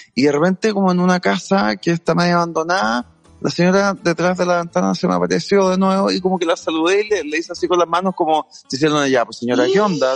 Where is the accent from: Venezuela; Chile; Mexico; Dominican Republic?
Chile; soy súper poco chileno